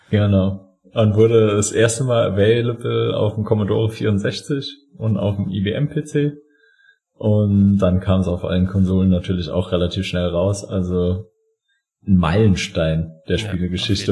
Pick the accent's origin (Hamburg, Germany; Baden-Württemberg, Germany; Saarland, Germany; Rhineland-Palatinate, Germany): Saarland, Germany; als Saarländer